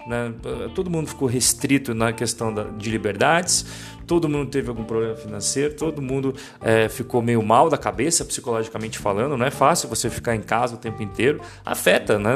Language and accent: Portuguese; Brazil; moved away; Nós, como brasileiros, temos uma visão mais apaixonada. Porque a gente morou no Brasil, porque a gente fala português